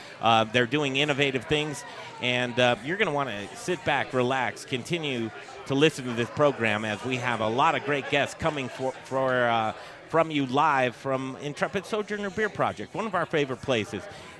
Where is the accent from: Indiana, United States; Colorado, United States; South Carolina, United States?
Colorado, United States; Denver; As a Denver boy, I grew up in Cherry Creek.